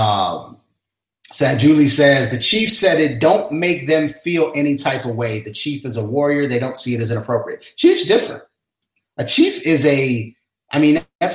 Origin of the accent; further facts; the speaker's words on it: Cleveland, Ohio, United States; I'm from Cleveland. So I'm a Cleveland Indians fan.